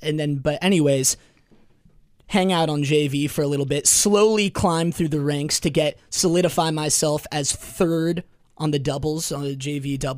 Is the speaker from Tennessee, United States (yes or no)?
no; Los Angeles, California, United States; moved away; so I'm from Los Angeles, where volleyball is very big